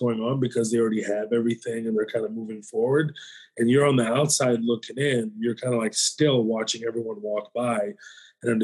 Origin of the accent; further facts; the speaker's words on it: the South, United States; I grew up in the South